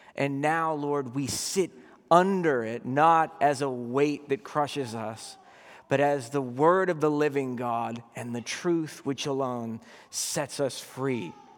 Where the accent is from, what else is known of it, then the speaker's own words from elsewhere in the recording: Boston, Massachusetts, United States; I grew up in Boston